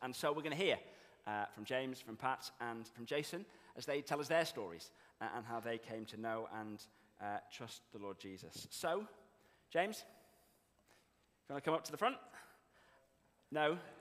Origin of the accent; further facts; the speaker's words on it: northern Zimbabwe, Zimbabwe; If you can't quite place my accent, I was born in Zimbabwe, when it was known as Rhodesia, and grew up on a farm in the north of the country.